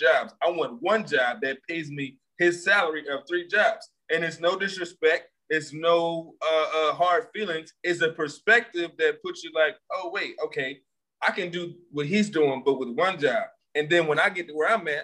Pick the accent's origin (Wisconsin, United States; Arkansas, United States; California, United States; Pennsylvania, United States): Pennsylvania, United States; Philadelphia; I'm from Philly. I do websites